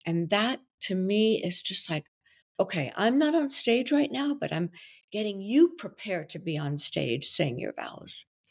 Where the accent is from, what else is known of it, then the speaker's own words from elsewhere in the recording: Brussels, Brussels-Capital Region, Belgium; first language French; English is a second language; now in New York, United States; I was born in Belgium, so my native language is French.